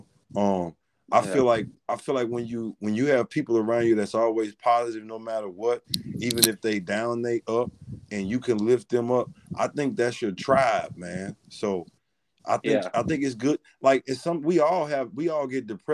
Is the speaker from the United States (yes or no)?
yes; Louisiana, United States; I'm from Louisiana